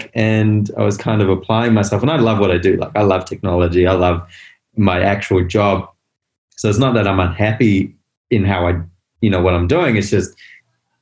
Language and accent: English; Botswana; moved away; also born or lived in South Africa; I was born in South Africa. I grew up in Botswana.